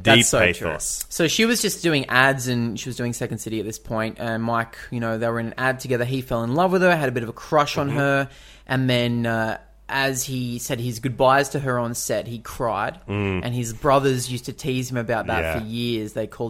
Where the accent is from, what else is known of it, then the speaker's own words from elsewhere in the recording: Canada; Like me and you. We're all Canadian.